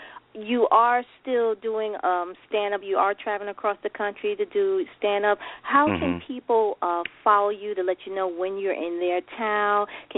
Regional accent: New York City, New York, United States; I'm from New York City.

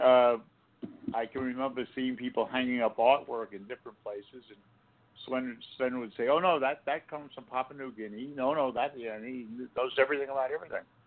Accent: East Coast, United States; moved away; I'm from the East Coast

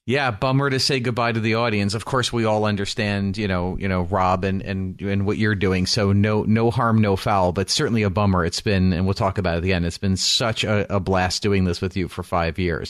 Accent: New York, United States; growing up in New York

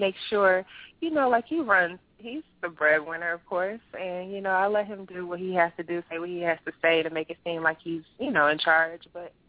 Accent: the South, United States; I love being a wife. I'm from the South.

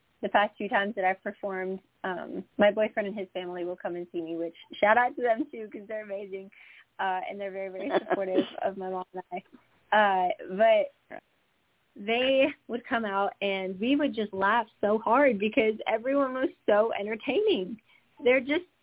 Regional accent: Washington, United States; now in Tennessee, United States; I'm from Washington State, I think, as you know, and our weather is very steady there

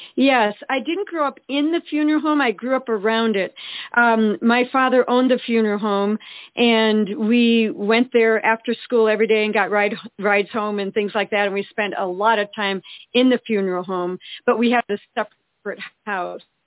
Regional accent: Eau Claire, Wisconsin, United States; We we grew up in Eau Claire, Wisconsin

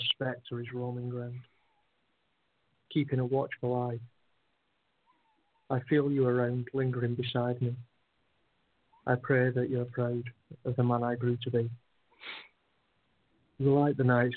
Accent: United Kingdom; We're British

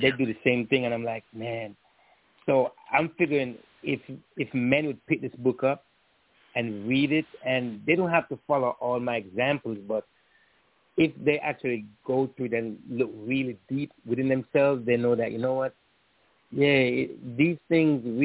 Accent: Jamaica; My family, like growing up in Jamaica and all that, we were very tight-knit

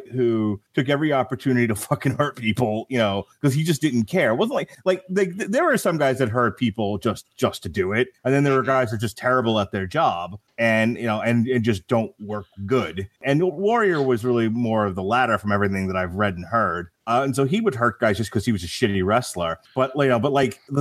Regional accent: Long Island, New York, United States; I was born in Long Island, New York, and in Long Island, New York, we didn't get a whole lot of the NWA

